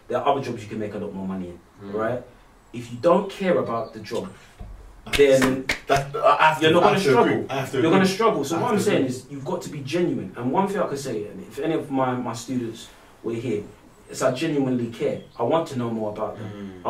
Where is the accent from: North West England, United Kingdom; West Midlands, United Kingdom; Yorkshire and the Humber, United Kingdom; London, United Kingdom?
London, United Kingdom; Barking; I'm from Barking, man, come on. We're all disruptive.